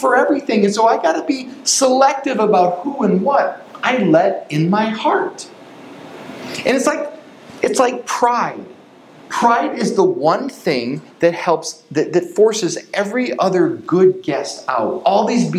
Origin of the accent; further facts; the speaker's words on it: Chicago, Illinois, United States; we grew up in the Chicago suburbs and went to school in Chicago